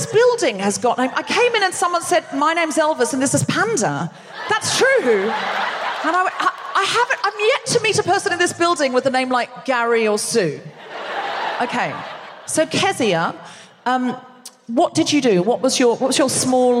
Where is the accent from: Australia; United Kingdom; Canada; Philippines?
Australia; Brisbane, Queensland; moved away; also born or lived in Gold Coast; I was born in Brisbane, raised here partly, raised on the Gold Coast partly.